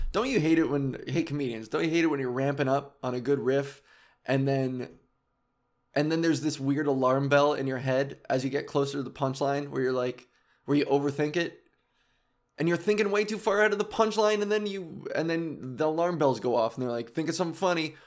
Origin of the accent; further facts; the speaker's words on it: Whitby, Ontario, Canada; I grew up in Whitby, and in Oshawa